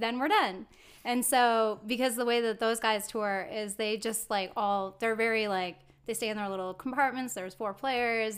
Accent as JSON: {"language": "English", "town": "Rockford", "region": "Illinois", "country": "United States", "tie": "born or raised there", "moved": "yes", "lives_now": "California, United States", "said": "I was born and raised here in Rockford, Illinois. But I now live in California, so I've transplanted"}